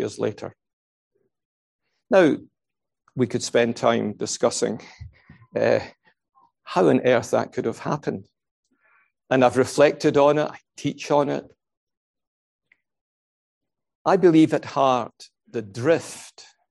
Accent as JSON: {"language": "English", "region": "Scotland", "country": "United Kingdom", "said": "I'm a Scot"}